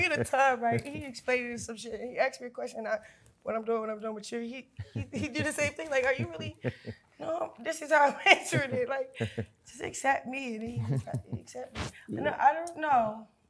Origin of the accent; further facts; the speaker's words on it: Baltimore, Maryland, United States; now in Los Angeles, United States; I'm in LA, I'm from Baltimore.